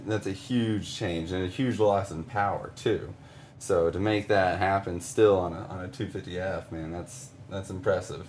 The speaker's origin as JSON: {"language": "English", "town": "Weatherford", "region": "Texas", "country": "United States", "said": "I'm from uh, Weatherford, Texas."}